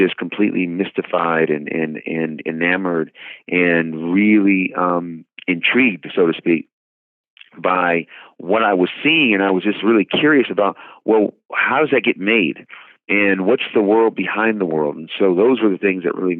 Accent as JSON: {"language": "English", "town": "Oakland", "region": "California", "country": "United States", "tie": "born or raised there", "said": "I grew up in the Oakland, San Francisco Bay Area in Northern California"}